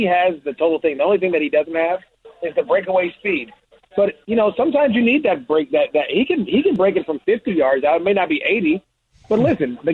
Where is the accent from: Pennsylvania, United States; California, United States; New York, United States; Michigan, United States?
California, United States; Antioch; my hometown, so that's in Antioch, California.